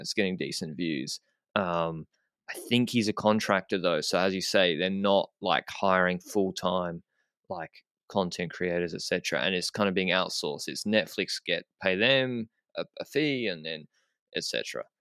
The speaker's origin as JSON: {"language": "English", "country": "Australia", "moved": "as an adult", "lives_now": "Andorra", "said": "as an Australian"}